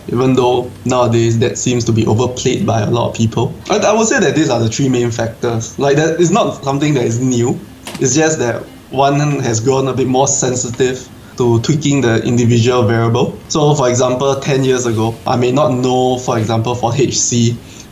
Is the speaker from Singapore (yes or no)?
yes; Singapore; I'm an aquascaper from Singapore